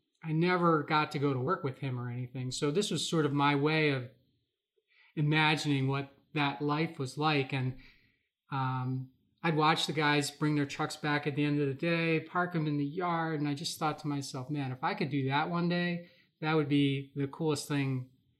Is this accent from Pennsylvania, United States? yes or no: yes; Philadelphia, Pennsylvania, United States; moved away as an adult; also born or lived in Milwaukee, Wisconsin; now in Wisconsin, United States; I grew up in the Philadelphia area.